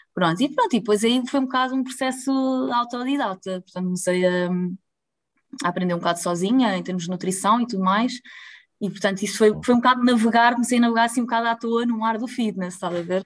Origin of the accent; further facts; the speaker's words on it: Lisbon, Portugal; moved away as an adult; now in Pombal, Portugal; eu sou de Lisboa